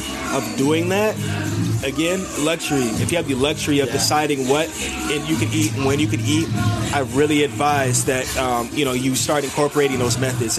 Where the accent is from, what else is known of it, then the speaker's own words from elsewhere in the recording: San Diego, California, United States; also born or lived in San Fernando Valley, Los Angeles area; I'm from Dago in LA area, bro. Like, I'm from the Valley. You know what I'm saying? I'm from San Diego in the Valley.